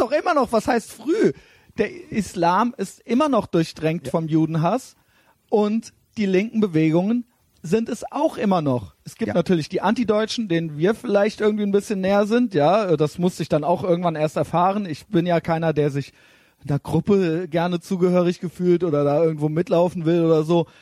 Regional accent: Germany; wir sind eben Deutsche

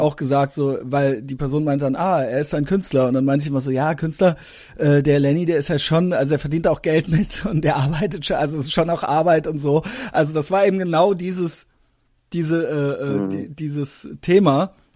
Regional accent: Koblenz, Rhineland-Palatinate, Germany; moved away; ich bin aus Koblenz

